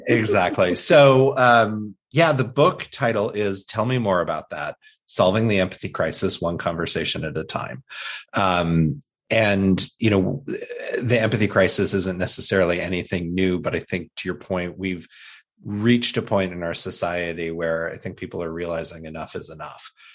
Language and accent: English; Midwest, United States; when I was a child growing up in the Midwest